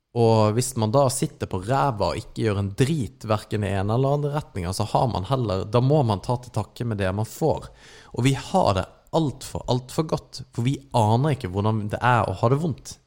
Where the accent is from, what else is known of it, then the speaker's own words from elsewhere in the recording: Norway; vi ble født i Norge